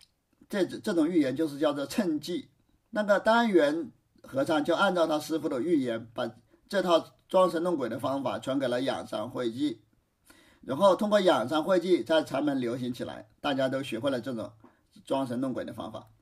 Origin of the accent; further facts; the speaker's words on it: China; 在我们中国，打辩论赛失败了，只是让他自己去反思，自领出去，就是自己收回自己的话，意思就是还是我们中国人文明呐。